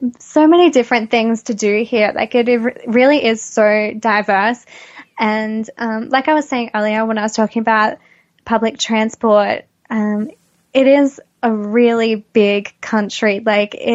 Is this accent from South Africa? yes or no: no; Australia; I'm Australian